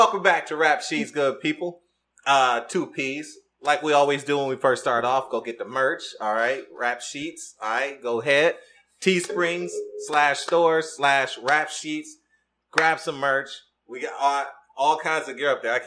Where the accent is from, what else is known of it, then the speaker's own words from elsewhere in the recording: Detroit, Michigan, United States; I'm from Detroit, Michigan